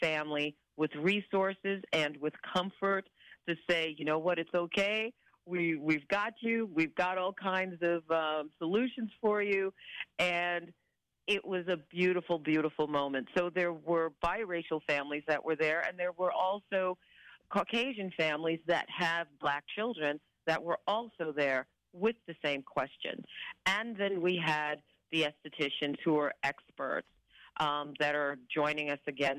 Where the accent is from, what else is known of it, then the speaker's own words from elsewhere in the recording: New York City, New York, United States; now in Vancouver, Canada; I'm originally from New York City, when I moved here